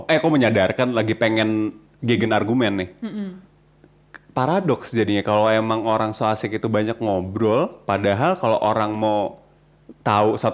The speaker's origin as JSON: {"language": "Indonesian", "region": "Jabodetabek", "country": "Indonesia", "said": "apalagi kalau dia tau gue dari daerah Jabodetabek gitu kan langsung kayak harus banget pakai bro dan lo gue gitu"}